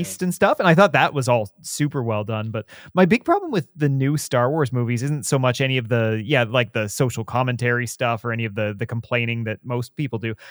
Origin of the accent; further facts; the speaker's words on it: Southern Ontario, Canada; born and raised in Southern